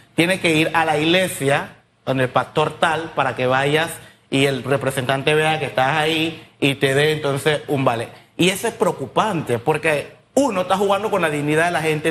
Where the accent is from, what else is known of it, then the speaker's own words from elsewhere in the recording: Colón, Panama; yo vengo del sector de Barrio Norte